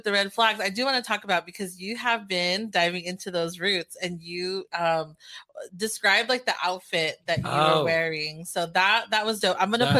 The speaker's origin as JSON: {"language": "English", "country": "Philippines", "said": "Oh, my biggest red flag is when, as soon as I tell them that I'm Filipino, like, oh, do you speak Tagalog?"}